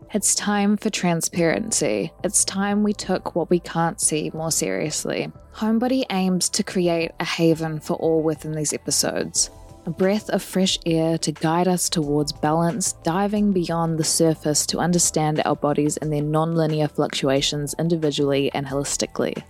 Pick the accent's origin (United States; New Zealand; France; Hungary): New Zealand; what I've noticed growing up in Aotearoa, New Zealand